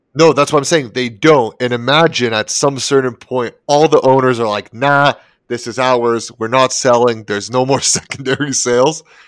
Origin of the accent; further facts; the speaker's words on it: Toronto, Ontario, Canada; moved away; I'm originally from Toronto